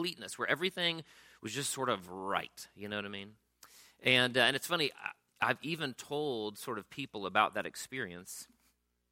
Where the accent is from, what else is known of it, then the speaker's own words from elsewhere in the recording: Pensacola, Florida, United States; my own childhood growing up in Pensacola, Florida